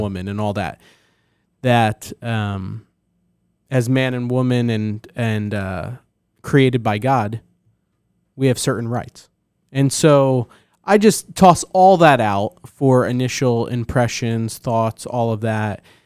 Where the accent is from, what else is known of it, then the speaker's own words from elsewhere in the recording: New Jersey, United States; I'm from New Jersey.